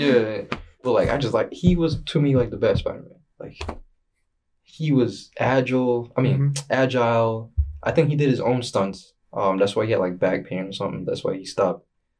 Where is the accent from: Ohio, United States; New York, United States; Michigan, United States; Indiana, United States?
New York, United States; New York City; I'm from Jamaica, Queens.